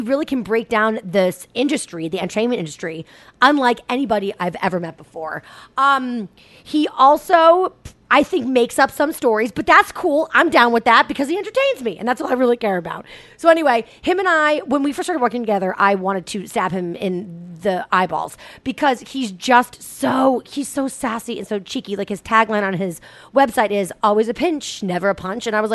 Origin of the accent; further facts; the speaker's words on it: Boston, Massachusetts, United States; I'm a Boston girl. I'm a Boston native. It's my hometown.